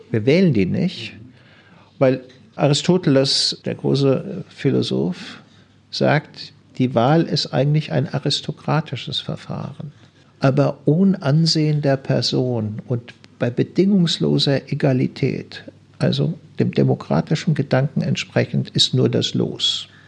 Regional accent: Bremen, Germany; würde ich als Bremer durchaus tun

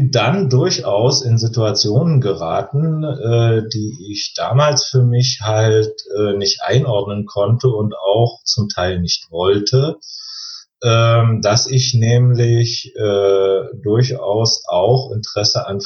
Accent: East Germany, Germany; das hat ein bisschen mit den Umständen zu tun, ich bin im Osten groß geworden und so weiter

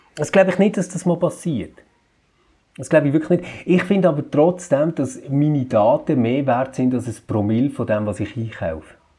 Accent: Switzerland; bei uns in der Schweiz

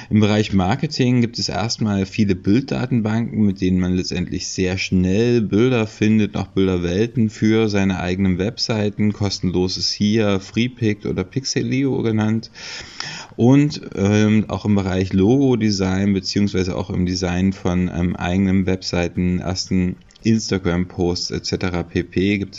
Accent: Leipzig, Saxony, Germany; ich komme aus Leipzig.

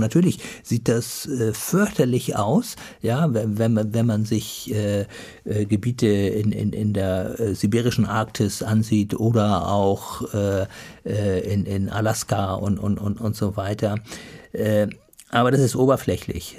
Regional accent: Germany; Wir als Deutsche

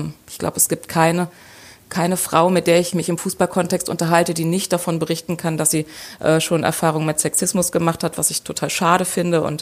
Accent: Lower Saxony, Germany; born there; now in Dortmund, Germany; ich bin 42 Jahre alt, ähm, eigentlich gebürtige Niedersachsen, wohne aber seit vielen Jahren in Dortmund

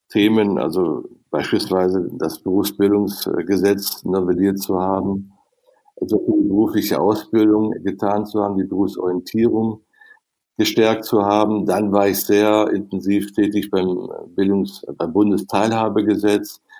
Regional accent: North Rhine-Westphalia, Germany; Und dann kam die Chance in meiner Heimat am Niederrhein im Kreis Viersen, jetzt kannst du selber Politik machen.

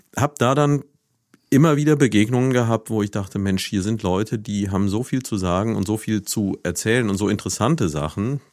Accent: Neuwied, Rhineland-Palatinate, Germany; moved away as an adult; Ich bin ja selbst in Neuwied aufgewachsen, habe hier von 1965 bis 1985 gelebt

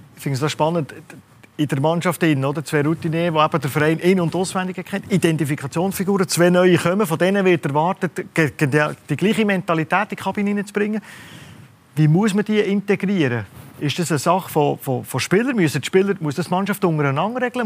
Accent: Switzerland; wir Schweizer

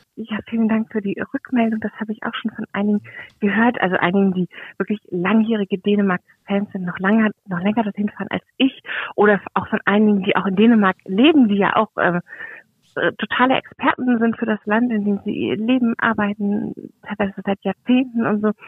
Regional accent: Germany; also born or lived in Kiel; bei uns in Deutschland

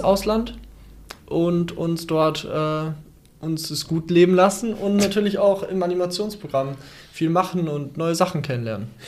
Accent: Dorsten, North Rhine-Westphalia, Germany; ich komme ja aus Dorsten

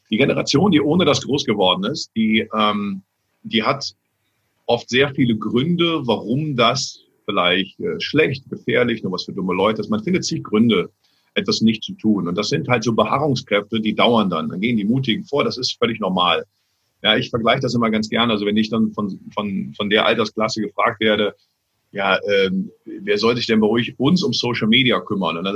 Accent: Cologne, North Rhine-Westphalia, Germany; Also ich bin ja als Kölner, vergleiche ich ja auch immer diese, diese, diese Welt äh, mit, Karneval.

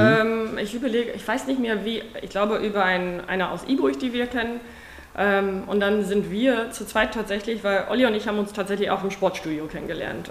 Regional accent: South Africa; German is a second language; moved away as an adult; now in Germany; keine Deutsche, wie man wahrscheinlich im Laufe dieses Gesprächs hören wird. Ähm, seit 2000 wohne ich in Deutschland, da habe ich, bin ich aus Südafrika die Liebe nach nach Deutschland gekommen.

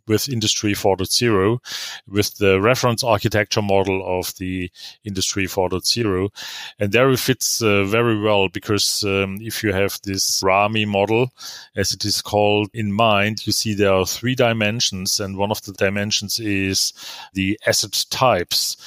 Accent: Germany; also born or lived in Karlsruhe; as we say in Germany

